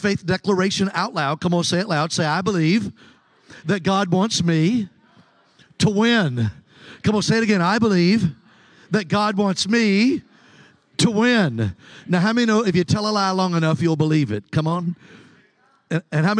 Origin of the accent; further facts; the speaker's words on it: Mobile, Alabama, United States; I'm from Mobile, Alabama